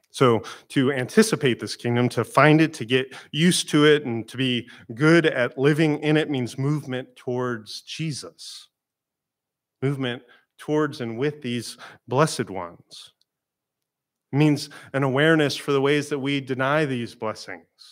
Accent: Florida, United States; I'm from Florida

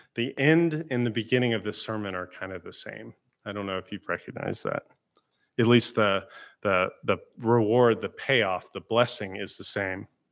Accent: Florida, United States; I'm from Florida

